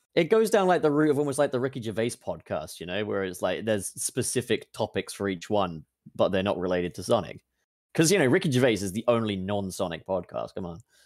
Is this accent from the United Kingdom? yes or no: yes; England, United Kingdom; I'm from England